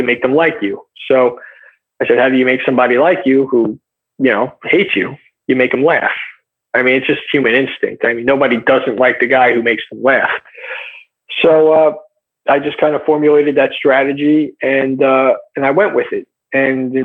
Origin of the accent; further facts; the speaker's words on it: United States; I'm American, I'm a white guy